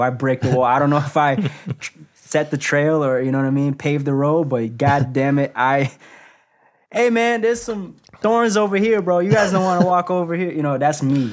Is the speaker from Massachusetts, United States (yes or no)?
yes; Boston, Massachusetts, United States; I come from a place like Boston, I'm not from Atlanta, New York City